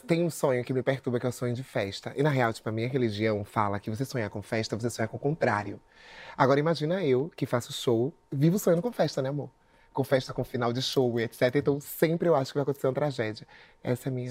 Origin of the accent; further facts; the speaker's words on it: Salvador, Bahia, Brazil; moved away; eu sou de Salvador